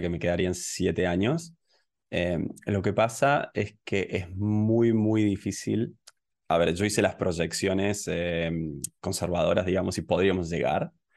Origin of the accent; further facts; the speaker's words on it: Córdoba, Argentina; moved away as an adult; now in Tbilisi, Georgia; yo soy originalmente de Córdoba, de Argentina, y en el 2015, eh, bueno, me fui del país y empecé a viajar